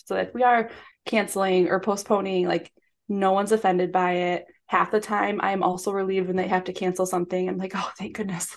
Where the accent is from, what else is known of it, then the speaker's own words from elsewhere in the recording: Michigan, United States; now in Chicago, United States; We're from Michigan